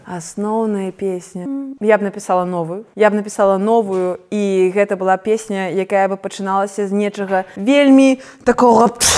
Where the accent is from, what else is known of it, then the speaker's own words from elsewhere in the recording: Belarus; я беларуска